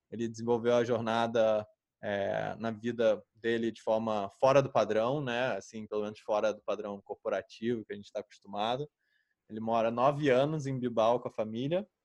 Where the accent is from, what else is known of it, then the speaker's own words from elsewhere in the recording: Rio de Janeiro, Brazil; que eu nasci em Botafogo